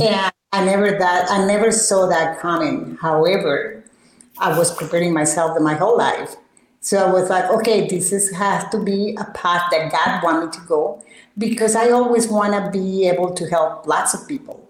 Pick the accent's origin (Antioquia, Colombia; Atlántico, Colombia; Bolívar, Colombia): Atlántico, Colombia; Barranquilla; moved away; also born or lived in El Copey, Cesar, Colombia; I was raised in Barranquilla, which is right there uh, on the coast of the Caribbean.